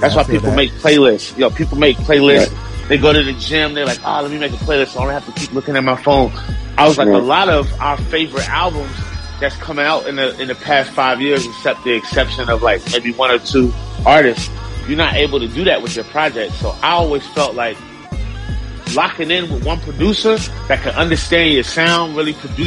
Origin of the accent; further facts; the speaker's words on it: Elizabeth City, North Carolina, United States; also born or lived in Bronx, New York / Washington, D.C.; I moved to Elizabeth City, North Carolina, where I was raised by my great-grandmother and my grandmother